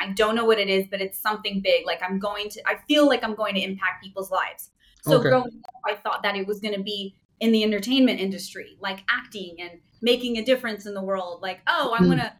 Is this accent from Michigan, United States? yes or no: no; California, United States; moved away as an adult; now in Portugal; I was born and raised in California, and I now live in Portugal because I am Portuguese.